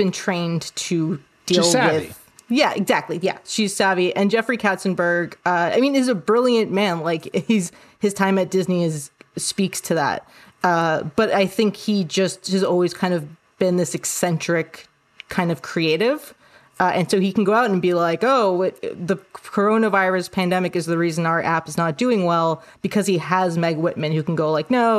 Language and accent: English; Canada; moved away as an adult; also born or lived in New York City; I'm Canadian and I have Canadian healthcare insurance